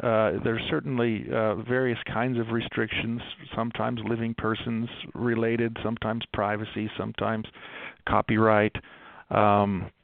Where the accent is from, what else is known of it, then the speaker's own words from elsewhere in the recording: Baltimore, Maryland, United States; now in Salt Lake City, United States; I grew up in Baltimore, just outside of Baltimore.